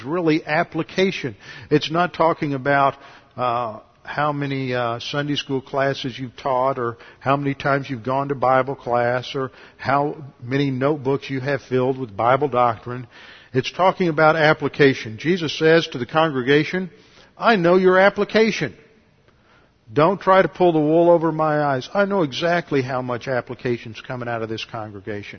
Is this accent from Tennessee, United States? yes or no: no; Houston, Texas, United States; I grew up here in Houston